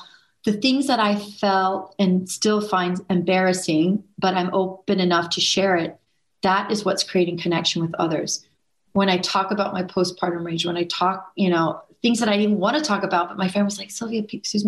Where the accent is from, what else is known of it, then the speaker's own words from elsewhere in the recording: Houston, Texas, United States; I grew up in Houston, Texas